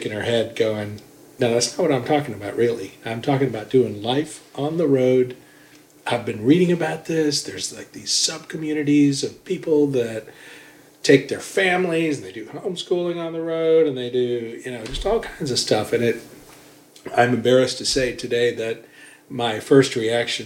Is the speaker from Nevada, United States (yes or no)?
no; Atlanta, Georgia, United States; also born or lived in upstate New York; we just grew up in upstate New York and then came down to Atlanta when I was 10, and have been in Atlanta ever since.